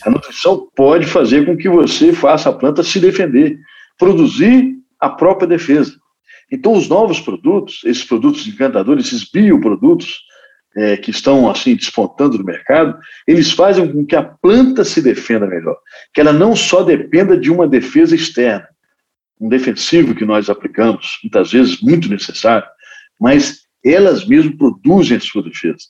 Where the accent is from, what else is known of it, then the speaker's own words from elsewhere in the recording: Espírito Santo, Brazil; lá no Espírito Santo, lá na, na minha terra